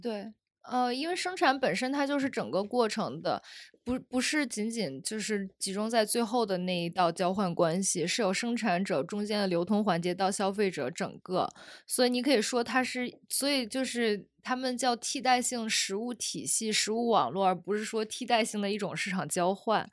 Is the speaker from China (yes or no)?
yes; Zhengzhou, Henan, China; 我们家在郑州